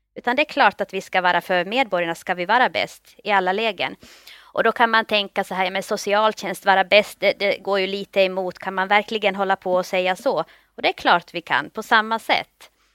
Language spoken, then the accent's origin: Swedish; Finland; moved away as an adult; also born or lived in Turku, Finland; now in Stockholm, Sweden; Jag kommer från Finland, jag är finlandssvensk. Flyttade till Stockholm efter studierna vid Åbo Akademi